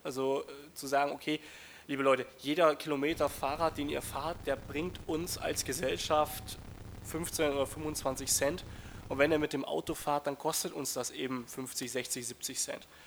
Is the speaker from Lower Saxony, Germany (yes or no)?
no; Hof, Bavaria, Germany; Ich komme aus Hof. Hof liegt in Oberfranken, das ist reinstes Mittelgebirge. Wir haben einen Radverkehrsanteil von 0,8 Prozent